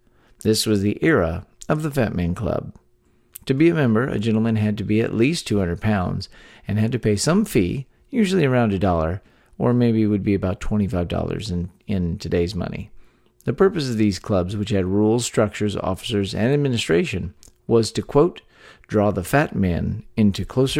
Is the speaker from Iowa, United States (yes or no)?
no; Texas, United States; We're three friends born and raised in the Lone Star State